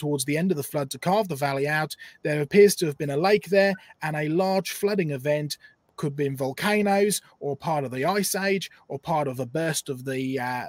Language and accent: English; Norfolk coast, East of England, United Kingdom; I grew up on the Norfolk coast collecting fossils from about the age of six.